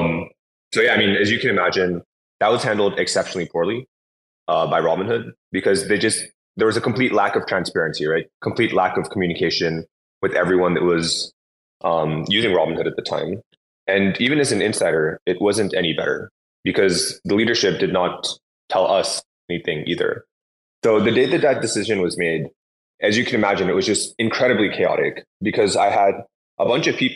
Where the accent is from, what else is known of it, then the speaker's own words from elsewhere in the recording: San Francisco Bay Area, California, United States; also born or lived in Los Angeles; I grew up in the San Francisco Bay Area, so in Silicon Valley